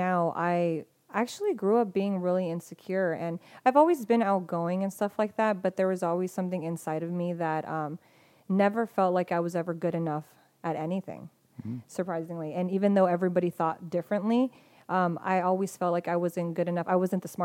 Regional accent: Spring Valley, California, United States; I grew up in Spring Valley, so it wasn't like the nicest, you know, part of town

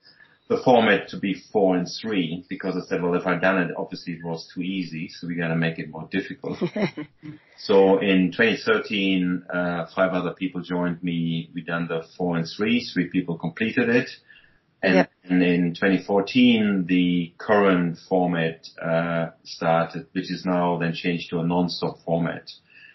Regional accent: Germany; moved away as an adult; now in Hong Kong; I'm originally from Germany, but I've been living in Asia for about 25 years and living in Hong Kong for about nearly 20 years

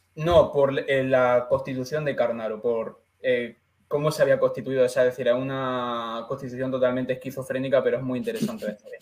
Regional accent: Andalusia, Spain; now in Madrid, Spain; Me gusta ser natural de Andalucía

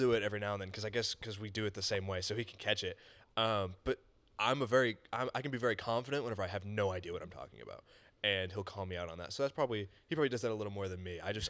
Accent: Mont Belvieu, Texas, United States; I'm from Mont Belvieu, same as my brother, of course.

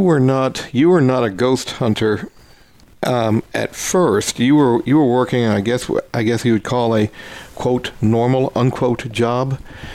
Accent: Louisville, Kentucky, United States; moved away; I'm originally from Kentucky, around the Louisville area

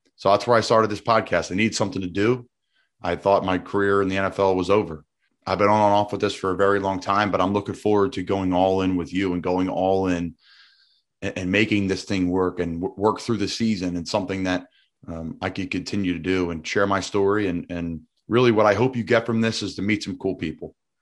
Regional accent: Doylestown, Pennsylvania, United States; I'm from Doylestown, Bucks County, Pennsylvania

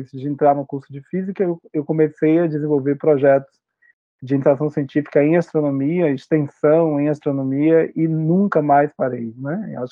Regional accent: Feira de Santana, Bahia, Brazil; moved away as an adult; also born or lived in Vitória da Conquista / Valença / São Paulo / Australia; now in Rio Grande do Sul, Brazil; a gente se mudou para Feira de Santana, a cidade onde eu cresci. Né? Eu nasci em Vitória da Conquista

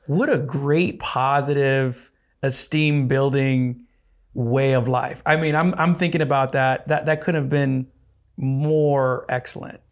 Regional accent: Arizona, United States; growing up in Arizona

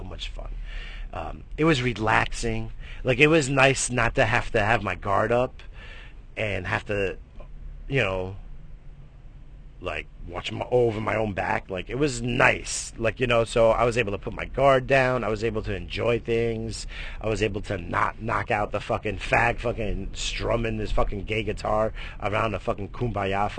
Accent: New York, United States; I come from New York, we got fucking game

